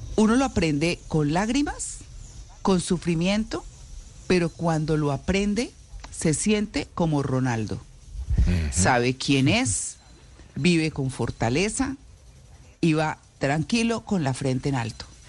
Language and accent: Spanish; Bucaramanga, Santander, Colombia; moved away as an adult; yo crecí en Bucaramanga. Ah, llegué a Bucaramanga de, de casi ocho años y salí de casi 18 o de 18